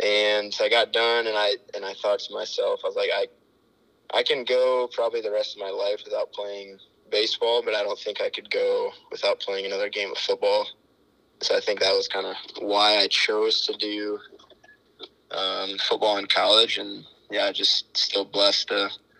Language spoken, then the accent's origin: English; Sioux Center, Iowa, United States; moved away as an adult; now in Elkhorn, United States; I grew up in Sioux Center, lived there my whole life.